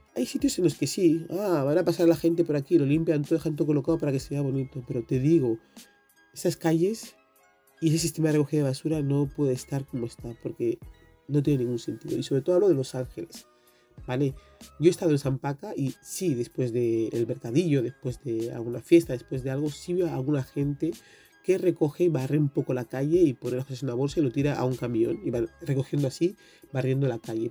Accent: Equatorial Guinea; en mi país

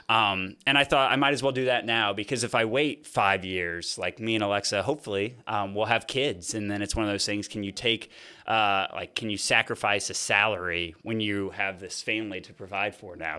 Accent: Fort Wayne, Indiana, United States; I grew up in Fort Wayne, Indiana.

